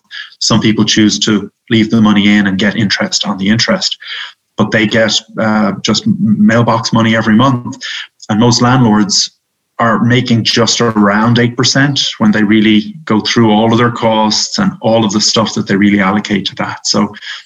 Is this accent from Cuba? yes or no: no; Ireland; moved away as an adult; now in United States; I'm Irish